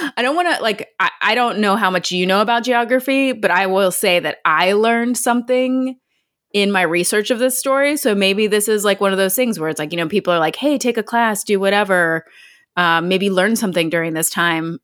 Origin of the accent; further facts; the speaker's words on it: Ohio, United States; moved away as an adult; also born or lived in West Virginia; We're from there